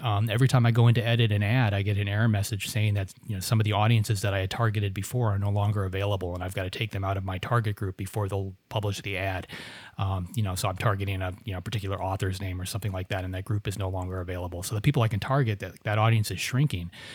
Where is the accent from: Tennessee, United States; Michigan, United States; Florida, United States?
Florida, United States; I grew up in Florida